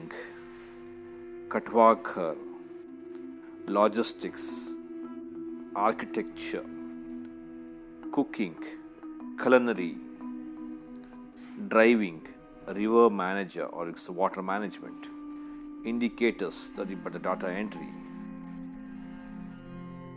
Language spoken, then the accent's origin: English; India; Being an Indian